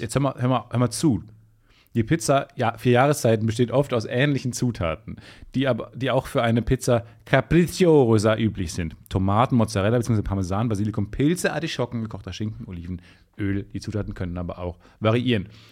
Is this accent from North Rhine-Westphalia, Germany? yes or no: yes; Dortmund, North Rhine-Westphalia, Germany; accent: Ruhrpott; moved away as an adult; now in Cologne, Germany; Ich komme aus der Ecke von Dortmund